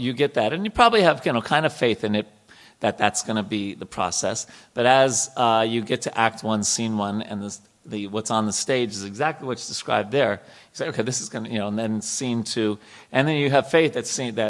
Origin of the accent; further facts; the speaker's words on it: New York, United States; I grew up in New York